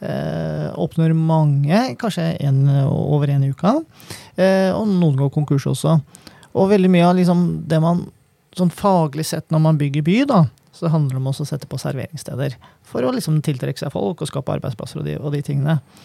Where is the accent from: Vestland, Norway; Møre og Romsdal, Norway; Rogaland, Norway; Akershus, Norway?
Akershus, Norway; Kløfta; now in Oslo, Norway; jeg kommer jo fra Kløfta. Der var det ikke så mye å bruke penger på, men vi hang jo på Romerikssenteret jeg var liten